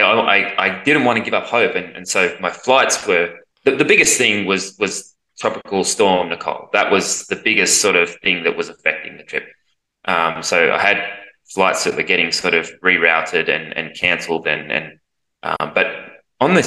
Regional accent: Australia; as an Australian

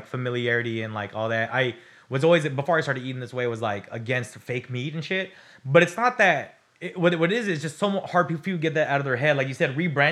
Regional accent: California, United States; I'm Californian

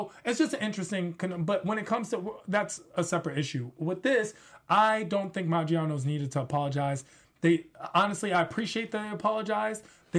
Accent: Washington, District of Columbia, United States; Washington, D.C. is my hometown.

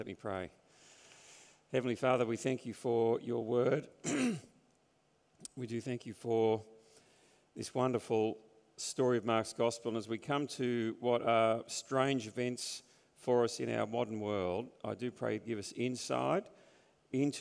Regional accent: Sydney, New South Wales, Australia; also born or lived in Newtown; growing up on the North Shore and then going into Newtown

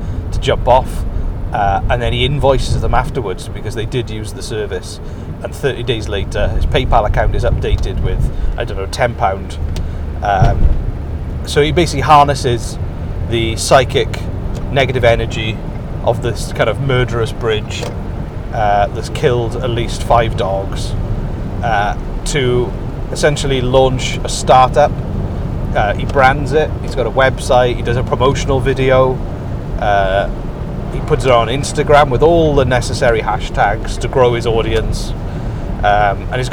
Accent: Welsh, Wales, United Kingdom; I'm Welsh

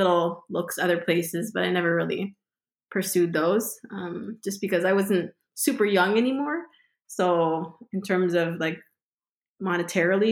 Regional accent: Brampton, Ontario, Canada; also born or lived in Washington, D.C., United States; I grew up playing in Brampton

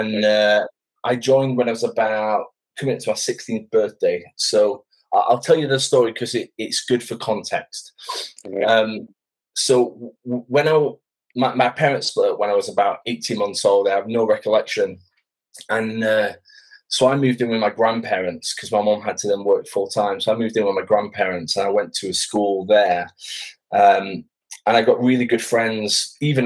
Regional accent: Sheffield, Yorkshire and the Humber, United Kingdom; moved away as an adult; now in Basingstoke, United Kingdom; I'm originally from Sheffield, the north of England.

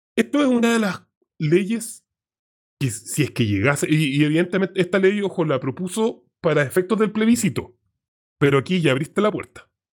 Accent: Santiago, Santiago Metropolitan Region, Chile; somos santiaguinos. Pues yo en este caso también.

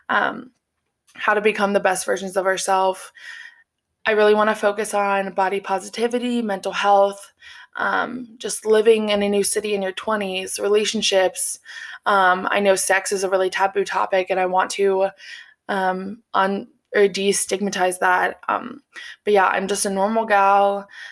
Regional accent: Cincinnati, Ohio, United States; moved away as an adult; now in Columbus, United States; I am from Cincinnati, Ohio

